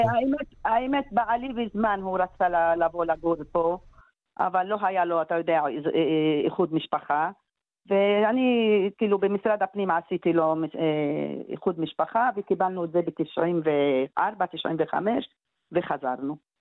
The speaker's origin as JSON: {"language": "Hebrew", "country": "Israel", "also_born_or_lived": "Gaza", "moved": "as an adult", "said": "ההורים שלי, כן, ההורים שלי, אבא שלי ואימא שלי, אנחנו גם מהארץ"}